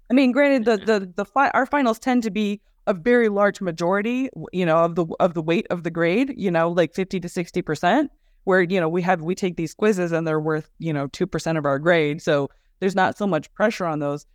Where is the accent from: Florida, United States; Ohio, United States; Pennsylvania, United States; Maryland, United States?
Ohio, United States; I was born and raised in Ohio.